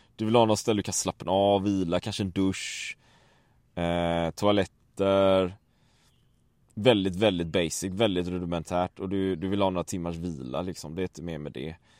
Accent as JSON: {"language": "Swedish", "country": "Sweden", "said": "hemma i Sverige"}